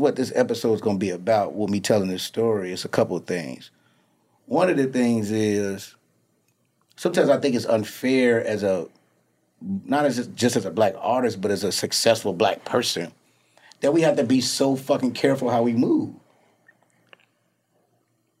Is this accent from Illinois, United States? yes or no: yes; Chicago, Illinois, United States; also born or lived in Atlanta; now in Los Angeles, United States; I'm from Chicago